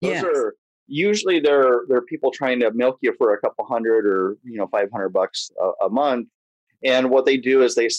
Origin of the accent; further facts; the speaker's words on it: Imperial Beach, California, United States; also born or lived in Japan; I grew up in Imperial Beach here in San Diego